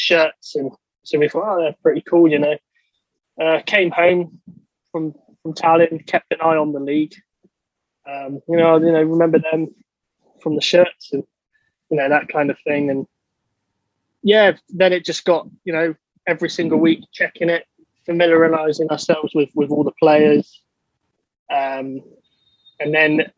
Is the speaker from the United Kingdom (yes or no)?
yes; Somerset, near Glastonbury, South West England, United Kingdom; I'm from southwest England, in Somerset, near the town of Glastonbury, where the festival is